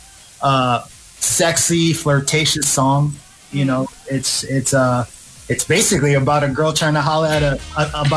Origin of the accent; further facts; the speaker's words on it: Philippines; now in Marina del Rey, United States; I was born in the Philippines